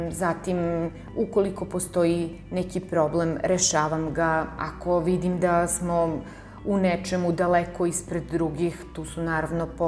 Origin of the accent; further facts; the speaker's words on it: Niš, Nišava District, Serbia; sam rođena u Nišu i što tu živim